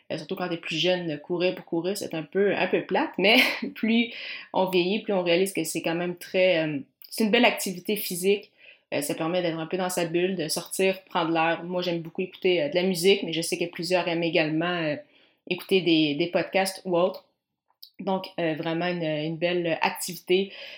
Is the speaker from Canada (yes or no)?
yes; Granby, Quebec, Canada; je viens de, de Granby